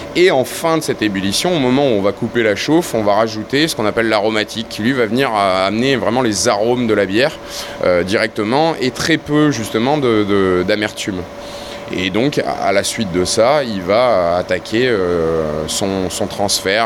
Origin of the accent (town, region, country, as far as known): Toulon, Provence-Alpes-Côte d'Azur, France